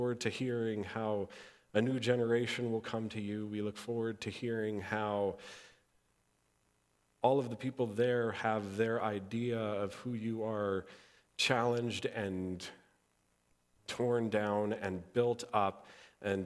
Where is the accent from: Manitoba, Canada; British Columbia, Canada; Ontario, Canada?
Manitoba, Canada; Interlake; I grew up in the Interlake